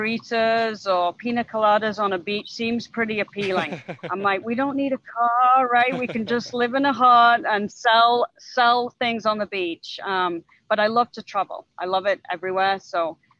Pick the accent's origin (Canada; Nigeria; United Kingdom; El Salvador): United Kingdom; England; moved away as an adult; now in St. Charles, United States; I'm originally from England. I moved to the US in 2003